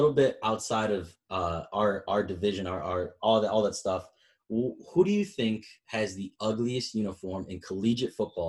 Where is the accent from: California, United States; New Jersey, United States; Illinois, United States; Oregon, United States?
Illinois, United States; Chicago; moved away as an adult; now in Mount Pleasant, United States; I'm from Chicago